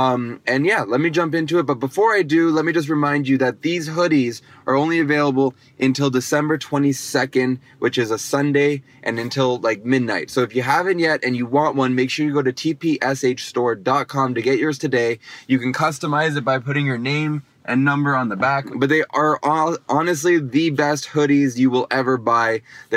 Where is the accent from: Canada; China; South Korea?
Canada; Toronto, Ontario; I'm from Toronto